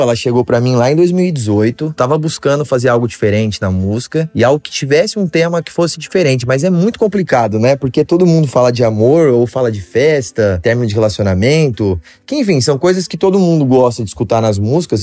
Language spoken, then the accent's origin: Portuguese; São José do Rio Preto, São Paulo, Brazil; also born or lived in Santos; sou nascido aqui em Santos, e aí me mudei muito cedo lá para São José do Rio Preto.